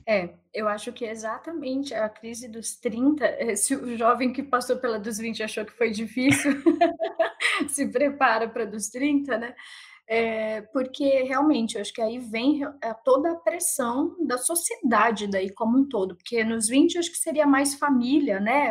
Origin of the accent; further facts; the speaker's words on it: Sorocaba, São Paulo, Brazil; eu sou de Sorocaba, né? Interior de São Paulo